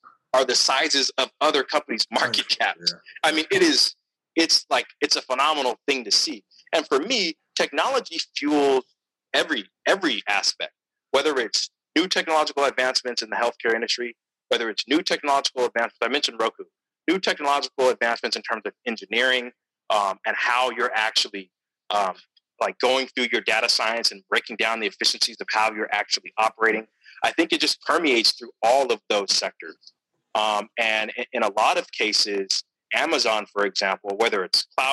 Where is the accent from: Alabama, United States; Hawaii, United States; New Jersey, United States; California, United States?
California, United States; Stockton; I'm from Stockton, California, 209